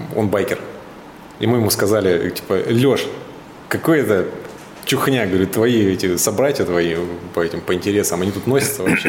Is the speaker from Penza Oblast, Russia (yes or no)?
no; Suzun, Novosibirsk Oblast, Russia; moved away; Я из Сузуна как бы все детство провел на реке, в лесах